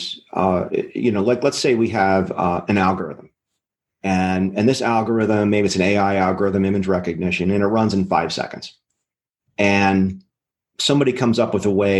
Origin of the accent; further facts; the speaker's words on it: Maryland, United States; I'm from Maryland.